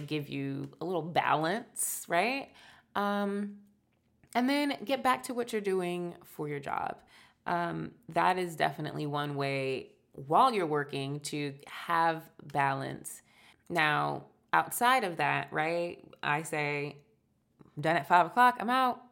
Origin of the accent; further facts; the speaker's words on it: United States; we're American